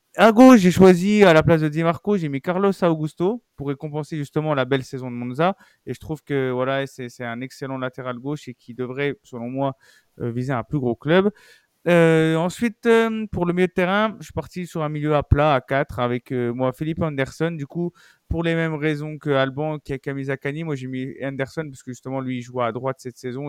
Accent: France; nous en tant que Français

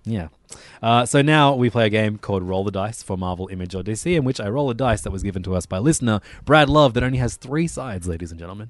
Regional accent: Australia; as an Australian

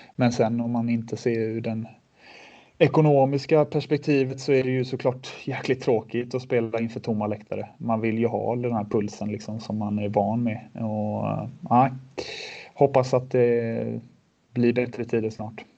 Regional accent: Sweden; moved away as an adult; also born or lived in Switzerland; all trygghet som vi hade hemma i Sverige

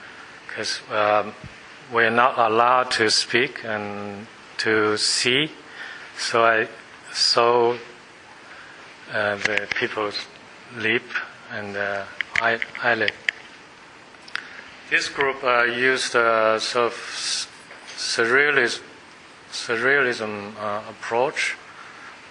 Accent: Beijing, China; moved away as an adult; now in Australia; Beijing, that's my hometown

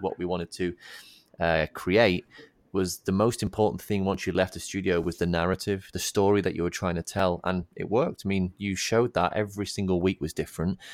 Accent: the north of England, United Kingdom; moved away; we live down here, obviously. I'm a northerner

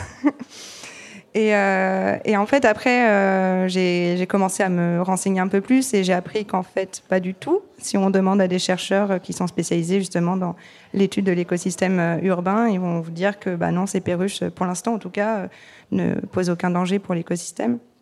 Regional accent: France; je suis née, j'ai grandi en France

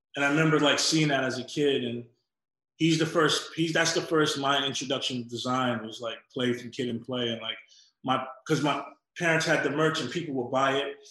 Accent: New York City, New York, United States; also born or lived in Atlanta, Georgia; So when we were three months old, we moved to Queens. Um, and that's how I grew up in New York.

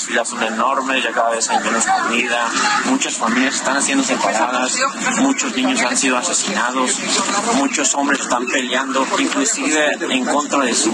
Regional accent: Jacona, Michoacán, Mexico; yo soy originario de Jacuna, Michoacán. En mi familia está allá. Llegué aproximadamente a principios de febrero.

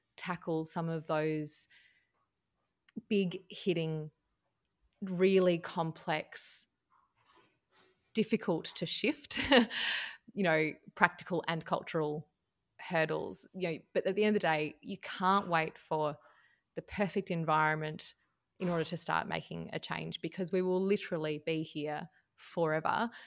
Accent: Tasmania, Australia; moved away as an adult; also born or lived in Melbourne, Victoria, Australia; I am from Tasmania, right down the bottom of Australia

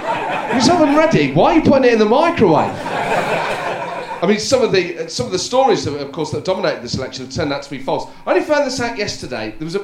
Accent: Northern Ireland, United Kingdom; and I'm from Northern Ireland, it turns out. I was in Belfast at the weekend

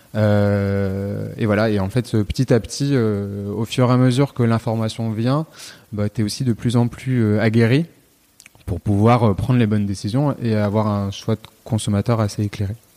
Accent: Lyon, Auvergne-Rhône-Alpes, France; also born or lived in Nantes; je suis originaire de Lyon

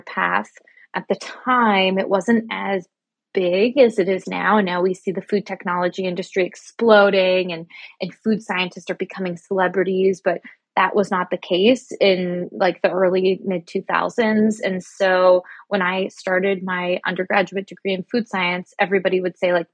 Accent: Canada; moved away as an adult; now in New York City, United States; I'm actually Canadian, so I was doing all of this in Canada

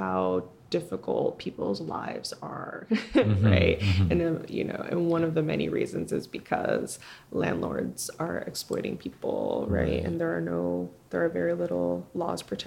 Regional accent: Massachusetts, United States; first language Spanish; English is a second language; now in Brooklyn, United States; I grew up in Massachusetts, or part of my life I spent in Massachusetts.

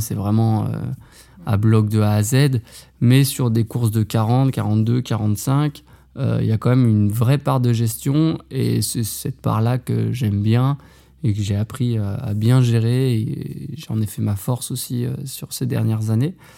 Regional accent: Haute-Savoie, Auvergne-Rhône-Alpes, France; moved away as an adult; also born or lived in Besançon; je suis originaire de Haute-Savoie

